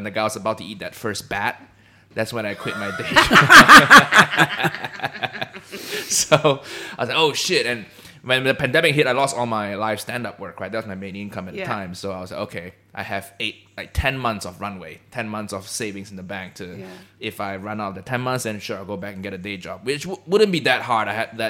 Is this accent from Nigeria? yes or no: no; Malaysia; I'm Chinese Malaysian, right? So we grew up just saying "kanpei," which is a Chinese.